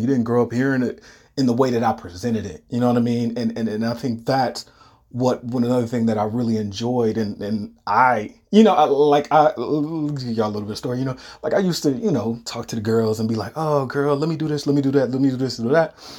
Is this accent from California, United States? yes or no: no; Detroit, Michigan, United States; moved away; I'm originally from Detroit. I don't live in Michigan anymore